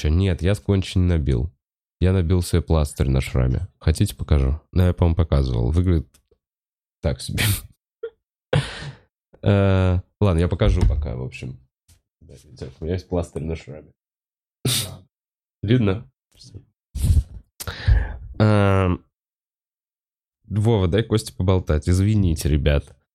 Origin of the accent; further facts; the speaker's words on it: Moscow, Russia; Я москвич, я ебу.